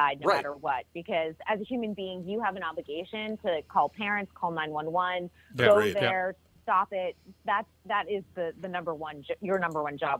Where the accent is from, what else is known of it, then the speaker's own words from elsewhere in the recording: Massachusetts, United States; because I'm from Massachusetts, I always always try and keep up on the news from my state.